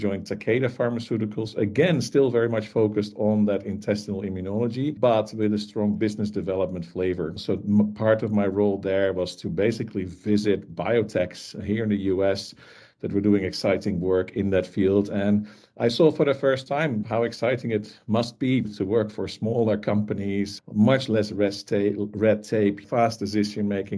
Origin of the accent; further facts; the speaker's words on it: Netherlands; I grew up in the Netherlands, as I'm sure is very obvious